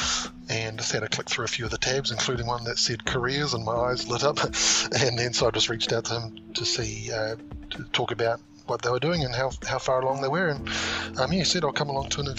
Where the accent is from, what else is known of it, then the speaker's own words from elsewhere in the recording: Auckland, New Zealand; I'm a budding Flesh and Blood player from Auckland, New Zealand